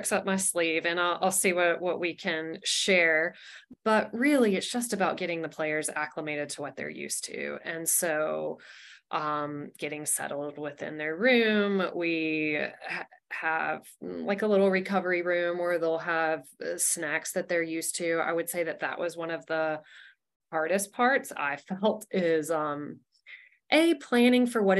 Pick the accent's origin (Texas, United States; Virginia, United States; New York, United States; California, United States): California, United States; San Jose; I am from San Jose.